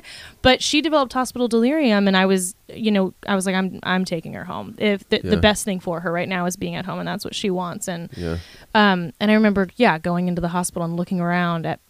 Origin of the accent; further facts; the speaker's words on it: La Puente, California, United States; I'm from La Puente.